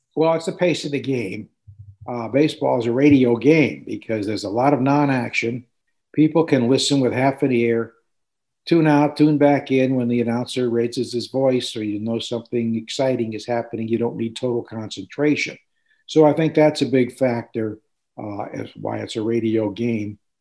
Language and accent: English; New Haven, Connecticut, United States; moved away as an adult; also born or lived in Youngstown, Ohio; as a kid growing up in New Haven, Connecticut